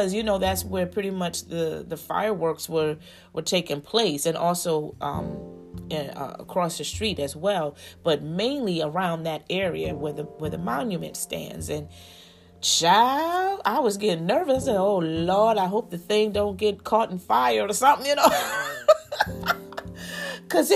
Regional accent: United States; we as the American people

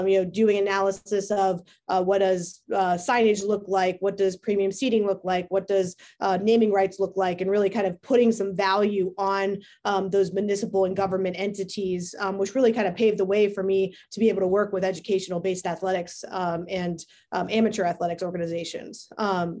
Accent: Hudson, Ohio, United States; also born or lived in Pittsburgh, Pennsylvania / Virginia / Cleveland, Ohio; I was born in Pittsburgh, Pennsylvania. Grew up in Hudson, Ohio

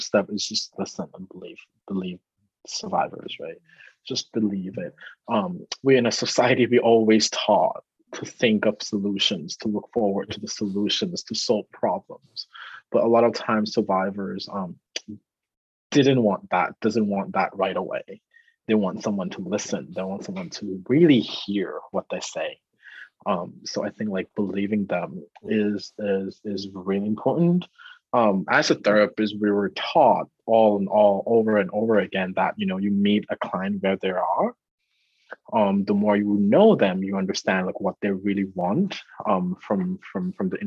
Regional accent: Thailand; English is a second language; moved away as an adult; also born or lived in New York, United States; now in United States; growing up in Thailand

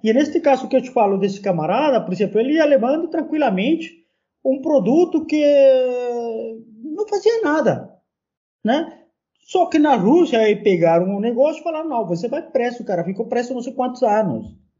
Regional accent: Peru; Portuguese is a second language; now in Brazil; estava vindo também do meu país

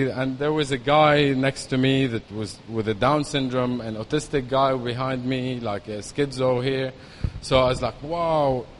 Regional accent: Lebanon; moved away as an adult; also born or lived in Dubai; I was born in Lebanon in 1980

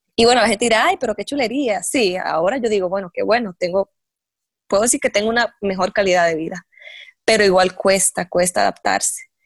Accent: Dominican Republic; moved away as an adult; also born or lived in Santo Domingo; now in La Guácima, Costa Rica; yo soy dominicana

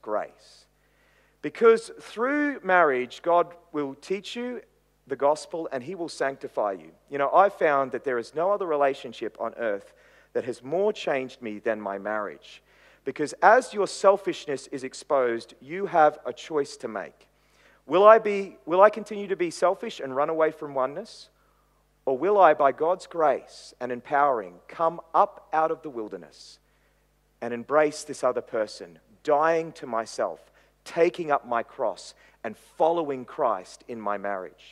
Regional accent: Queensland, Australia; while I'm a little boy in Queensland

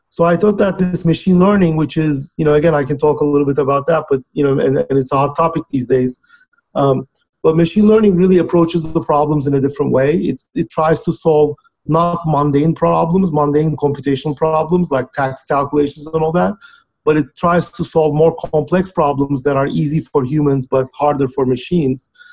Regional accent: Turkey; moved away as an adult; now in United States; was born and raised in Turkey

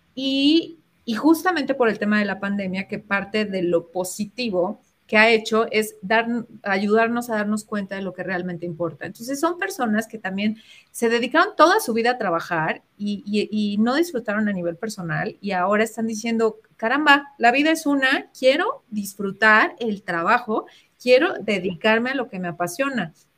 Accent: Mexico; nosotros como latinos y, a los mexicanos

